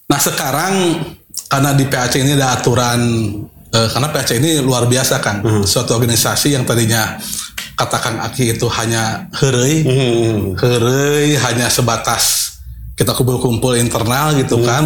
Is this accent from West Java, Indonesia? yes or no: yes; Malangbong, West Java, Indonesia; dari Garut dan eh, kampung halaman saya itu Malangbong.